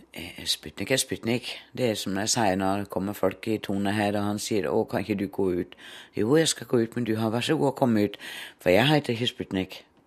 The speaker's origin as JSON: {"language": "Norwegian", "town": "Herning", "region": "Central Denmark Region", "country": "Denmark", "also_born_or_lived": "Oslo, Norway", "second_language": "Norwegian", "moved": "as an adult", "lives_now": "Drangedal, Norway", "said": "Jeg er i grunnen fra Danmark, Herning, midt på Jylland"}